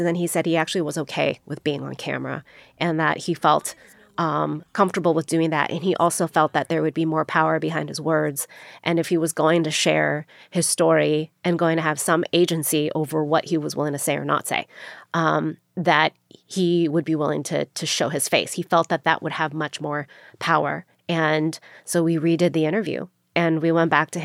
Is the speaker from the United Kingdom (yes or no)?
no; United States; I was born here in the United States